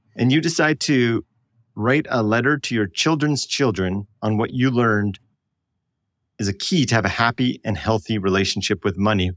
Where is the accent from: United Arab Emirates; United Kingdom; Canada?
Canada; I'm apparently Canadian